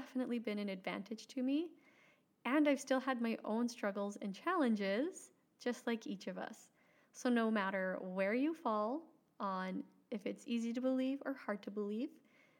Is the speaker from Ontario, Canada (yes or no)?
no; Alberta, Canada; moved away as an adult; now in Saskatchewan, Canada; I grew up in Alberta, Canada. And now my husband, 4 children, and I live in Saskatchewan, Canada